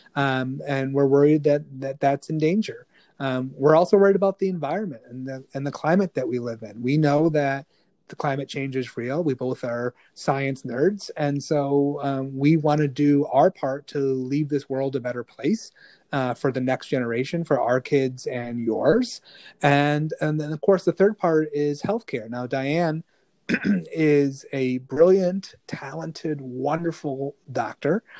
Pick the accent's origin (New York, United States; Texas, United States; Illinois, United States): New York, United States; Rochester; also born or lived in Kolkata, India; she adopted me at a young age. I came to Rochester. She raised me